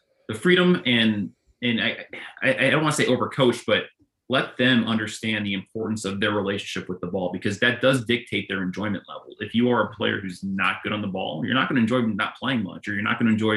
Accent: Northern California, United States; moved away; also born or lived in Chicago; I grew up in Northern California and then in Chicago

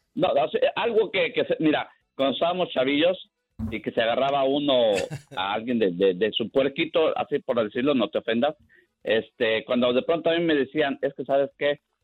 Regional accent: Mexico; nosotros en México

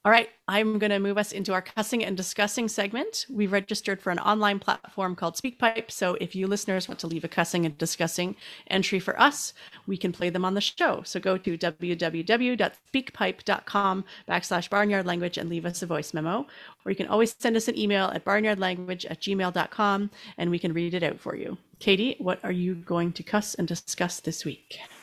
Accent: Canada; I'm Canadian

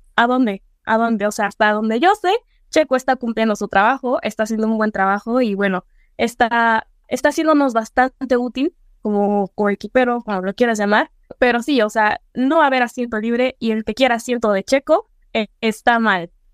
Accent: Mexico; como mexicanos

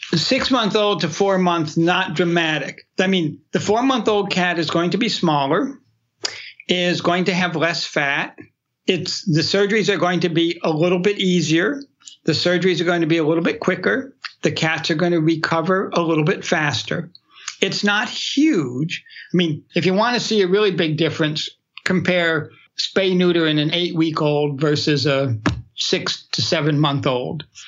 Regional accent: New Hampshire, United States; I grew up in New Hampshire

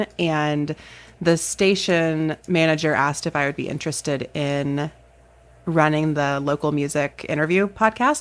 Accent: North Carolina, United States; moved away as an adult; also born or lived in Chicago, Illinois; now in Lincoln, United States; I grew up in North Carolina, went to college okay. there

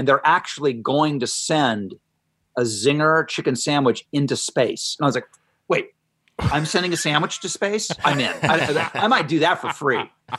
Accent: Ohio, United States; I remember growing up in Ohio when Wendy's came on the scene.

